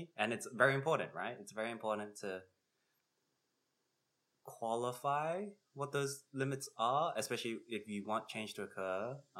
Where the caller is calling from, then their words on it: Chicago, Illinois, United States; And I'm …. I'm coming from Chicago, and which are the traditional lands of the Potawatomi.